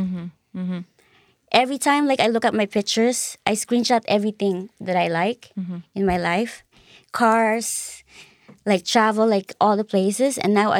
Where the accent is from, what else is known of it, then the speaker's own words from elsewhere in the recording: Philippines; I'm Filipino, I'm Catholic.